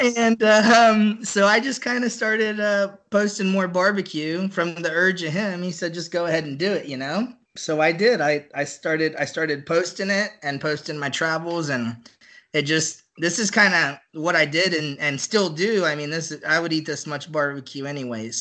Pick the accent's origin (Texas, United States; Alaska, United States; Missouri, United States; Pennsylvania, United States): Texas, United States; Buda; now in Dallas Fort Worth area, United States; I grew up just south of Austin in a, in a little town called Buda